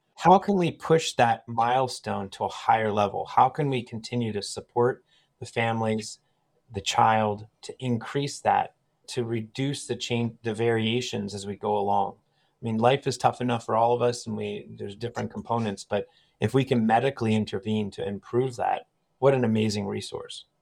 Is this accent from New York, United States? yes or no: no; Annville, Pennsylvania, United States; also born or lived in Philadelphia / Durham, North Carolina; So, I grew up in this area. I grew up in Anvil